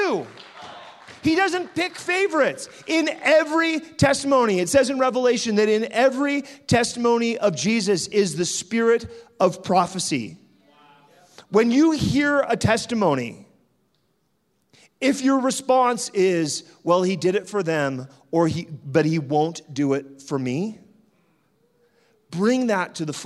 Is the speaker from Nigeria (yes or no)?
no; Canada; also born or lived in France; I was born in France, and she kidnapped me from France to bring me to Canada